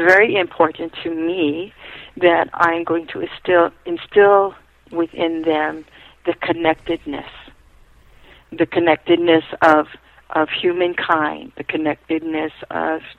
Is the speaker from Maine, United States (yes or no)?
no; Hawaii, United States; I was raised in a family that my parents felt that being Hawaiian was not going to be the best thing for me